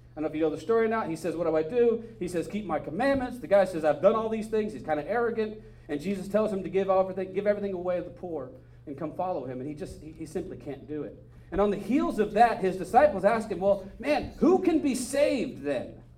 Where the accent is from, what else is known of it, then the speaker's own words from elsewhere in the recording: Northern California, United States; I grew up in Northern California